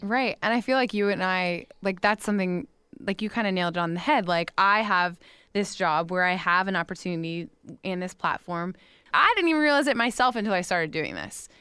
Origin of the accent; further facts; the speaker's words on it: West Palm Beach, Florida, United States; I'm from West Palm, where we went to the beach growing up, Palm Beach